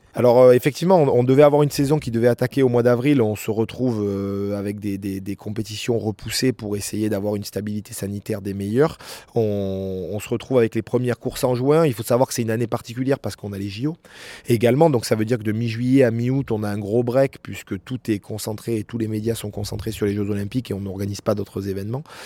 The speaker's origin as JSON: {"language": "French", "area": "La Grave de Peille", "region": "Provence-Alpes-Côte d'Azur", "country": "France", "tie": "born or raised there", "said": "j'ai grandi avec euh, à la Grave de Paye"}